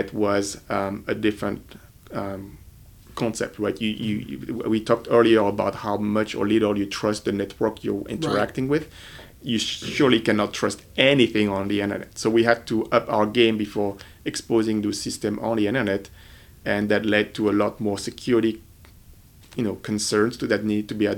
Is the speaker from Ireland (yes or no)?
no; France; moved away as an adult; now in United States; I'm originally from France